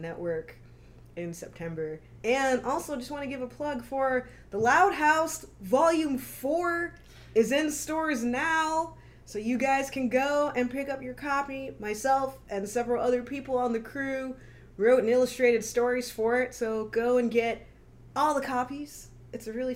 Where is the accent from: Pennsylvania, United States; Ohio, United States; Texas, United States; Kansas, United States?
Texas, United States; Houston; now in Los Angeles, United States; I grew up in Houston